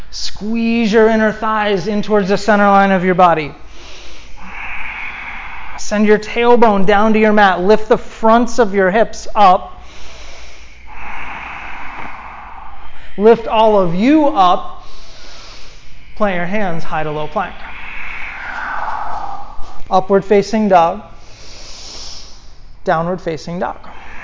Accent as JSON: {"language": "English", "region": "East Coast", "country": "United States", "moved": "yes", "said": "I'm from the East Coast"}